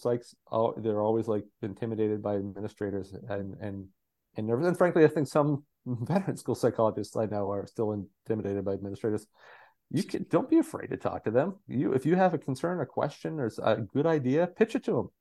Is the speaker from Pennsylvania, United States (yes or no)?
yes; Southwestern Pennsylvania, United States; I grew up in Southwestern PA.